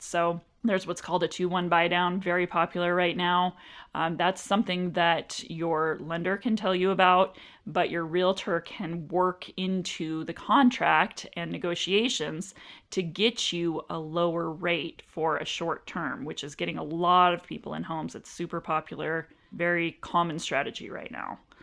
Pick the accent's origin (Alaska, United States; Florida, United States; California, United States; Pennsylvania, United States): Alaska, United States; Anchorage; moved away as an adult; also born or lived in Washington State; now in Arizona, United States; I was born and raised in Anchorage, Alaska